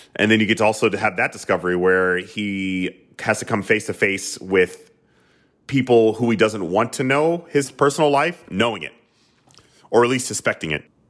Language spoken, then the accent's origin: English; the South, United States; I grew up in the South